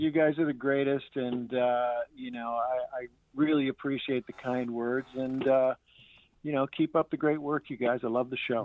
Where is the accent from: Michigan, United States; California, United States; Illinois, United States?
Michigan, United States; St. Clair Shores; also born or lived in Chesterfield Township, Michigan; I grew up on that street. My dad is 90 years old, still lives there in the house that I was born